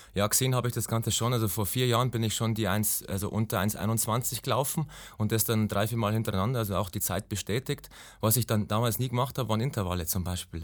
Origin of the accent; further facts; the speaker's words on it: Ingolstadt, Bavaria, Germany; komme aus Ingolstadt, also bin geboren in Ingolstadt, bin gebürtiger Schanzer innerhalb der Stadtmauer